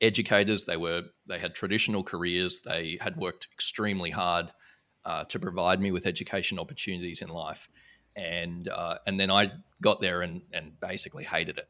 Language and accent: English; Brisbane, Queensland, Australia; moved away as an adult; now in Singapore; I grew up in Brisbane, Australia